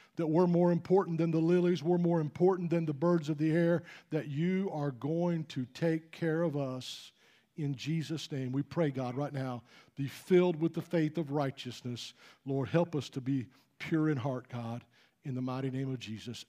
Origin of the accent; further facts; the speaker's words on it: Utah, United States; moved away; I grew up out in Utah for a long time